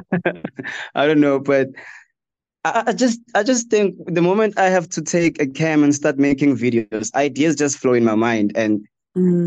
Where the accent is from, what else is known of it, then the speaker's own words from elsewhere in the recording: Limpopo, South Africa; also born or lived in Dennilton, Mpumalanga; I'm from Limpopo